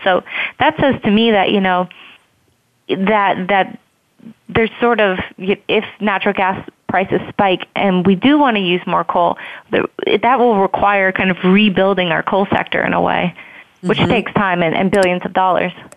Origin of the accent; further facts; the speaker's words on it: Columbus, Ohio, United States; moved away; I'm actually from Columbus myself